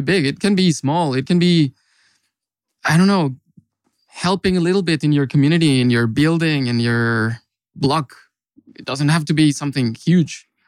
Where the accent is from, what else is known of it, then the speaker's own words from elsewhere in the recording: Mexico; moved away as an adult; now in Finland; I come from Mexico, actually. And I've been in Finland for five years also